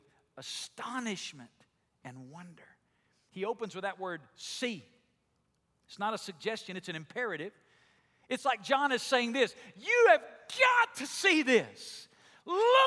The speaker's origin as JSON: {"language": "English", "region": "Alabama", "country": "United States", "tie": "born or raised there", "accent": "southern drawl", "moved": "yes", "said": "I grew up in Alabama, and in Alabama everybody talks like I do or even worse than I do, right? It's the language of where I'm from. We all have this deep, long southern drawl"}